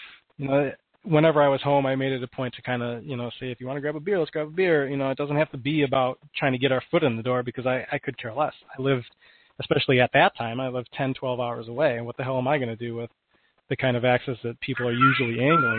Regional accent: Detroit, Michigan, United States; moved away as an adult; I grew up in Michigan. My parents are both huge hockey fans, and I've been going to games since I was an infant

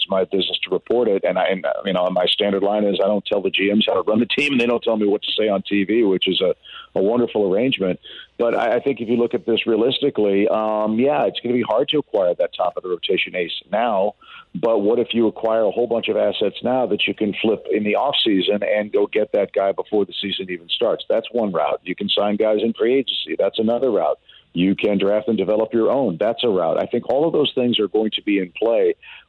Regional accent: Roswell, Georgia, United States; Well, that was me, and I am from Roswell.

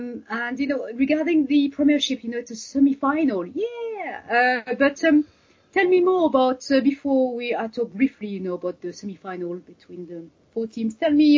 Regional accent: France; accent: French; English is a second language; moved away as an adult; now in United Kingdom; I'm French, as you can hear from my accent. I've been living in the UK for donkey years.

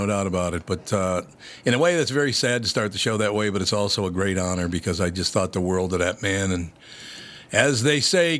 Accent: Minneapolis, Minnesota, United States; Let me tell you, I grew up in North Minneapolis

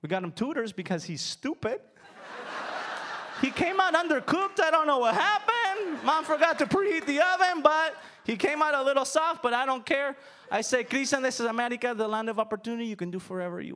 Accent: United States; I was born a year after my parents got to the United States

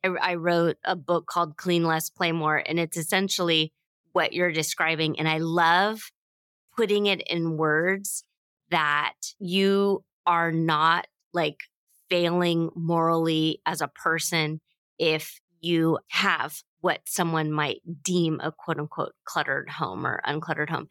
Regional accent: United States; we have always had this bit of a anti-colonialism pioneer drive to being American

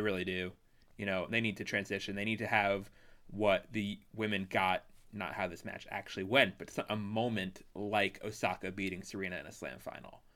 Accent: Canada; as a Canadian

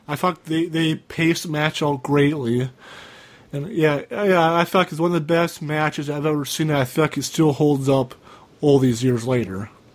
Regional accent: Cambridge, Minnesota, United States; 2002 was a year where I moved from Malacca, Minnesota, after the day after my eighth grade year ended in Malacca High School. I moved back to Cambridge

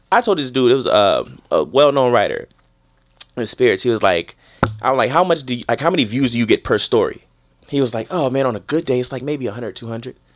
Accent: Chicago, Illinois, United States; now in New York, United States; I'm from Chicago.

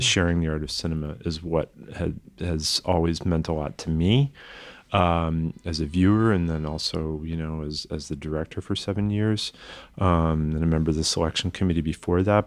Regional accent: the Berkshires, Massachusetts, United States; moved away; I grew up in the Berkshires

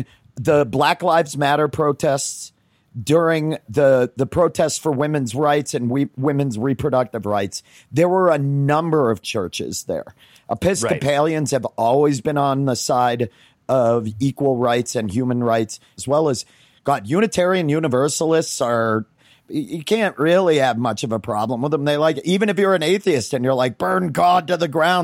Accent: Northeast, United States; I grew up in the Northeast

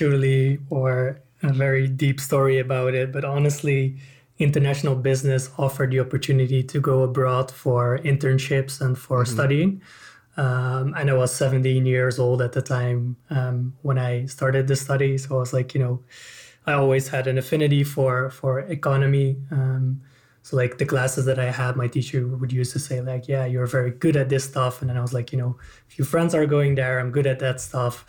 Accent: Netherlands; I'm from the Netherlands

